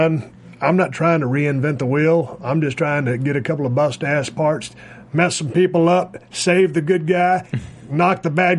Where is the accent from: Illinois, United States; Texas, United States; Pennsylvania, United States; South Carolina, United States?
Texas, United States; South; I'm from Texas, so, you know, I do the redneck thing